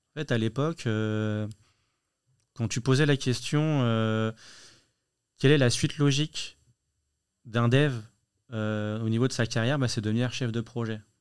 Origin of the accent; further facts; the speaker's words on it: Lyon, Auvergne-Rhône-Alpes, France; À Lyon. Moi, je suis lyonnais.